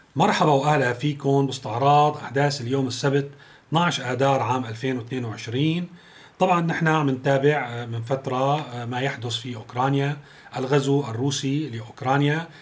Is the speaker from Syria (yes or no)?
yes; Syria; أنا كسوري، كمواطن سوري